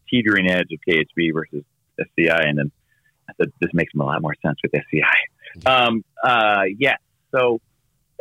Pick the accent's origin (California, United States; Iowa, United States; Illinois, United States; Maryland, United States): Maryland, United States; Baltimore; moved away as an adult; now in Boulder, United States; I grew up in Baltimore. From Baltimore and then moving out here